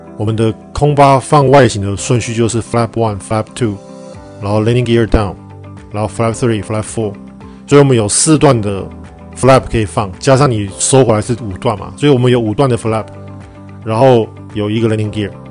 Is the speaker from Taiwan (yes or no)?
yes; Taiwan; 我们台湾人真的，因为我们亚洲人比较听话，我们亚洲人真的就是很听话，很乖